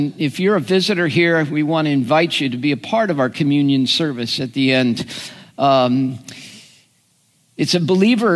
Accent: United States; as an American

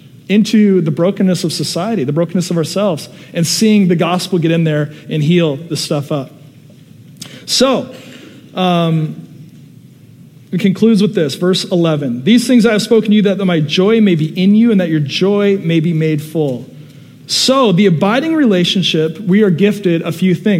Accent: Seattle, Washington, United States; now in Southern California, United States; When I was a little kid, I grew up in Seattle, Washington area

